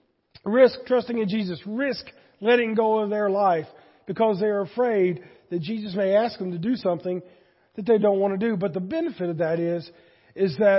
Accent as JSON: {"language": "English", "town": "Boiling Springs", "country": "United States", "tie": "born or raised there", "moved": "as an adult"}